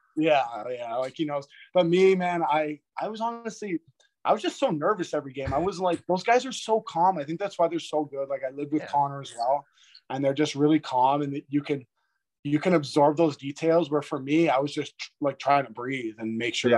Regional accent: Toronto, Ontario, Canada; I grew up in Toronto, like I watched a lot of Canadian teams

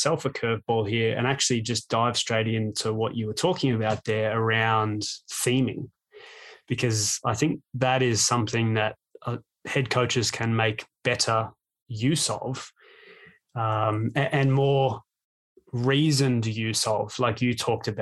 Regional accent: Australia; moved away; me as an Australian

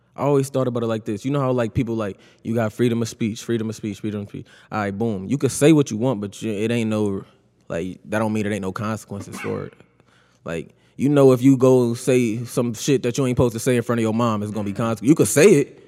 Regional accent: Buffalo, New York, United States; I grew up on Guilford, though, born and raised

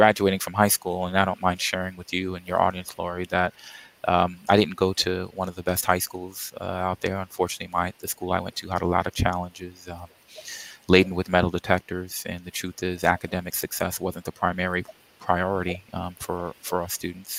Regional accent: New York City, New York, United States; moved away as an adult; also born or lived in Arizona; now in South Florida, United States; I grew up in Queens, New York, and went there

